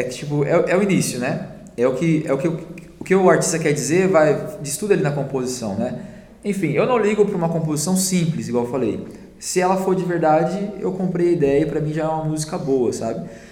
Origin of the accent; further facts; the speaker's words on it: São Paulo, Brazil; moved away as an adult; now in Curitiba, Brazil; Eu sou de São Paulo, né? Eu vim para Curitiba em 2012.